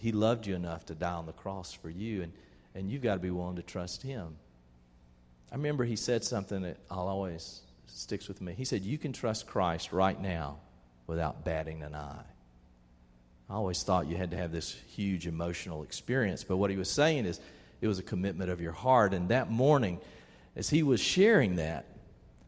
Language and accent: English; Albany, Georgia, United States; When I was about 13 years old, growing up in Albany, Georgia, we went to First Baptist Church over there